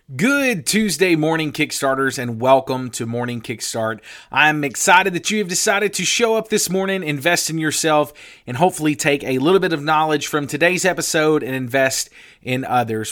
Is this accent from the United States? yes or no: yes; the Bible Belt, United States; I grew up in the Bible Belt.